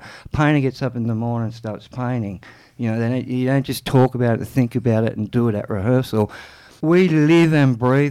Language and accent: English; Canberra, Australian Capital Territory, Australia; Joel and I, we grew up in Ainslie.